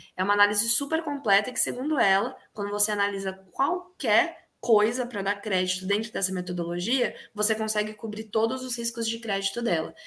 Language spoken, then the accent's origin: Portuguese; Piracicaba, São Paulo, Brazil; na minha cidade natal, que é Piracicaba